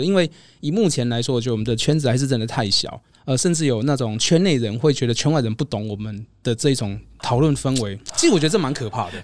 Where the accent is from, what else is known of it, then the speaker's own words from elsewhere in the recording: Nantou County, Taiwan; moved away; also born or lived in Taichung / Taipei; 因为我老家其实在南投